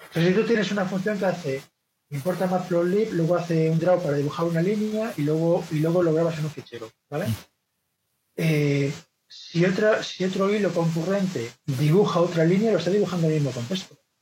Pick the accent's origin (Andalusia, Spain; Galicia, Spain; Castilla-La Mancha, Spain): Galicia, Spain; Vigo; now in Madrid, Spain; Yo soy, yo soy de Vigo, pero llevo viviendo en Madrid 20 años